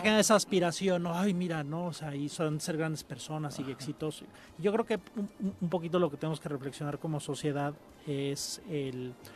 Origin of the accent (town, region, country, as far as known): Mexico